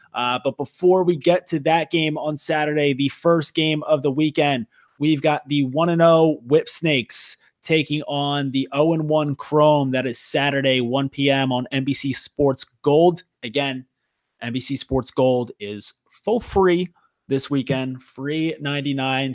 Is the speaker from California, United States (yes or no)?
no; Philadelphia, Pennsylvania, United States; growing up in the Philly area, playing lacrosse